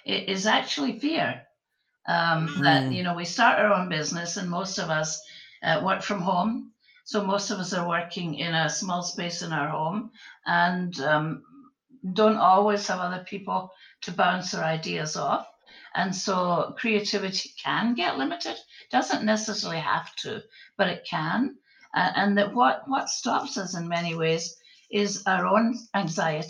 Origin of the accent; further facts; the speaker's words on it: Scotland, United Kingdom; accent: Scottish; moved away as an adult; now in Florida, United States; my Scottish accent, because you'll pick it up pretty quickly. I'm originally from Scotland, although I've lived in Florida since 1980